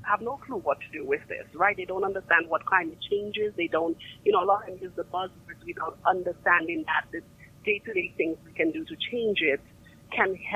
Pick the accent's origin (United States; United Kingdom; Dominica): Dominica; I'm from Dominica